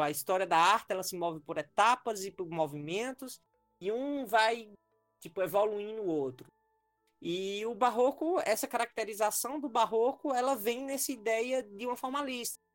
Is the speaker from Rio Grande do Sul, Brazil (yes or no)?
no; Ceará, Brazil; also born or lived in Paraíba / Minas Gerais; now in Brasília, Brazil; eu sou um paraíba cearense, eu nasci no Ceará, mas Fiz minha formação acadêmica toda na Paraíba